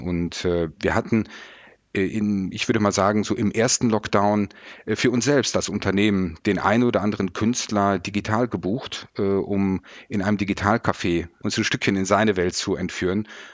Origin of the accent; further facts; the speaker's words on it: Mettmann, North Rhine-Westphalia, Germany; meiner Heimatstadt Mettmann